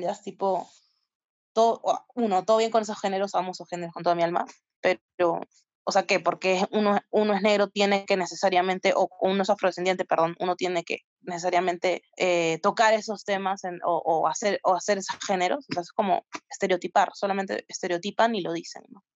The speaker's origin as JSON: {"language": "Spanish", "country": "Peru", "said": "como peruanos o peruanes"}